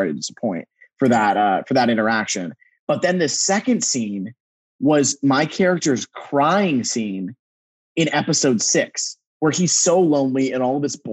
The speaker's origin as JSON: {"language": "English", "town": "Dallas", "region": "Texas", "country": "United States", "moved": "yes", "said": "I was from Dallas"}